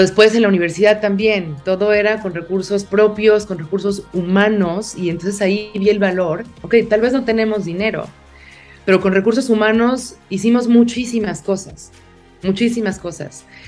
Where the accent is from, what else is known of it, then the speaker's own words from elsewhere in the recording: Mexico City, Mexico; yo crecí en una ciudad, en la Ciudad de México